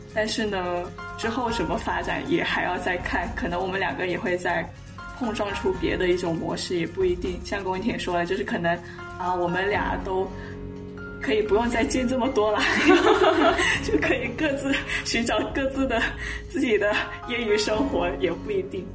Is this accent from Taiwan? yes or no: no; Dongguan, Guangdong, China; also born or lived in United Kingdom; 他竟然也是广东的。 嗯， 然后一问，哎，他竟然也是东莞的。